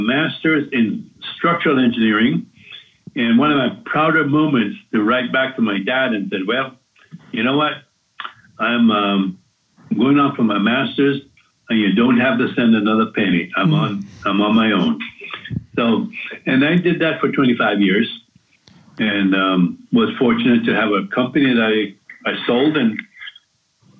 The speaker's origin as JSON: {"language": "English", "country": "Jamaica", "tie": "born or raised there", "moved": "yes", "lives_now": "Asheville, United States", "said": "growing up in Jamaica"}